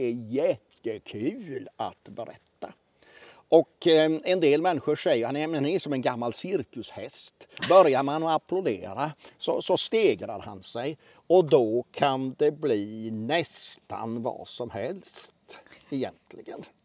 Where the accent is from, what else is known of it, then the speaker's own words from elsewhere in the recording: Oskarshamn, Kalmar County, Sweden; also born or lived in Mörlunda parish; Jag är född 1966 strax utanför Oskarshamn. Och Oskarshamn är en av de många hembygder som jag håller mig med